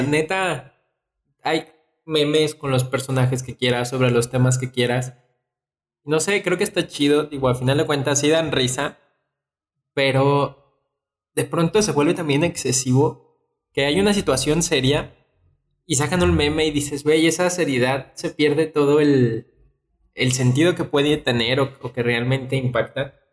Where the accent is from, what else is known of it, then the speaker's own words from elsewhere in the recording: León, Guanajuato, Mexico; como leonés